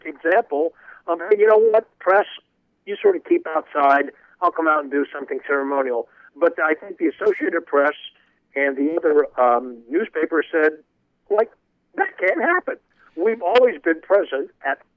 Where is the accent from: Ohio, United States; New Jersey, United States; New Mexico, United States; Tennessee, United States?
Ohio, United States; Springfield; also born or lived in Columbus, Ohio; I was born in Springfield, Ohio in 1948